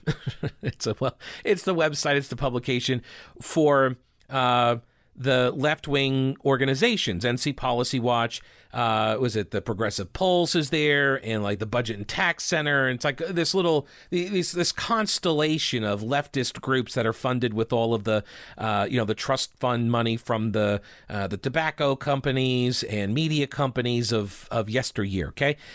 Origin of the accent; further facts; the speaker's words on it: Chapel Hill, North Carolina, United States; I'm from Chapel Hill.